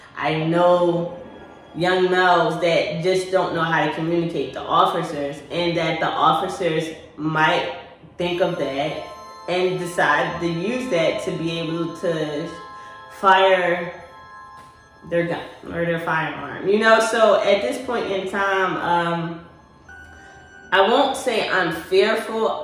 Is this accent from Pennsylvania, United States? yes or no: yes; Philadelphia, Pennsylvania, United States; I'm from Philly